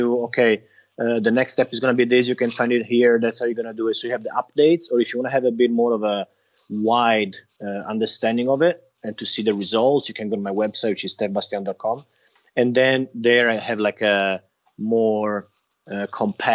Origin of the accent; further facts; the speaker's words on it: Italy; I'm from Italy